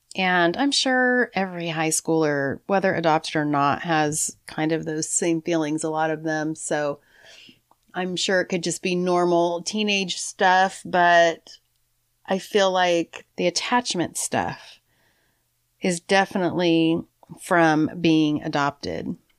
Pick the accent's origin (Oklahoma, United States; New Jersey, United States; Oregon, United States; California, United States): California, United States; San Francisco; I was born on March twenty-second, nineteen sixty-eight in San Francisco